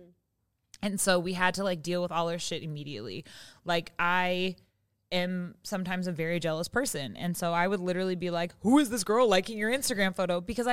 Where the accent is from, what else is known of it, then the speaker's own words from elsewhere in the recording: Seattle, Washington, United States; moved away as an adult; now in Los Angeles, United States; I'm from Seattle and I live in LA.